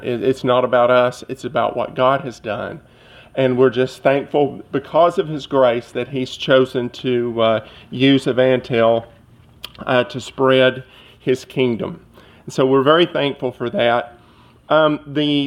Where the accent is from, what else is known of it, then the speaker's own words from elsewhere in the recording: Cleveland, Tennessee, United States; moved away; my hometown, or near my hometown of Cleveland, Tennessee